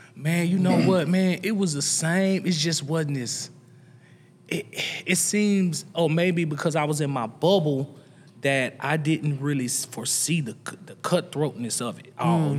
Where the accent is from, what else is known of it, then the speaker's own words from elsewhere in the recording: Nashville, Tennessee, United States; the average kid growing up in the East North Southwest Nashville.